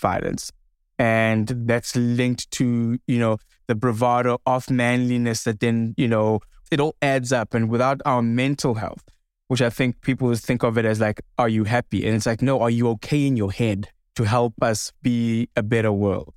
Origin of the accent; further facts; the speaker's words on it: South Africa; my home country of South Africa